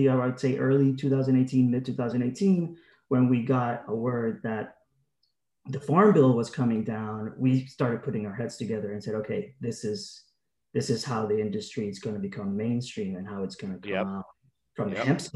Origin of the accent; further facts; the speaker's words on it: Puerto Rico; moved away as an adult; I was born and raised in Puerto Rico